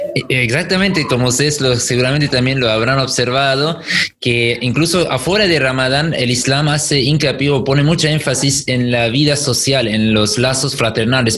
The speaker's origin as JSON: {"language": "Spanish", "country": "Germany", "moved": "yes", "lives_now": "Argentina", "said": "yo soy de Alemania"}